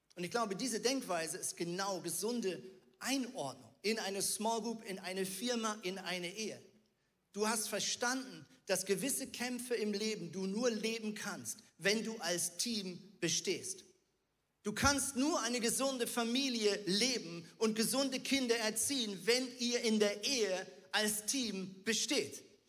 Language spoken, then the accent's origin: German; Switzerland; ich bin Schweizer und Muoti auf Schweizerdeutsch heißt Mama